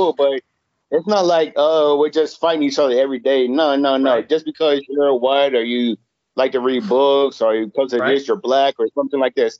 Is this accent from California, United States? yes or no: no; South Florida, United States; I grew up in South Florida, and I fucking grew up like in a fucking great community. I grew up in like hoods and all types of stuff like this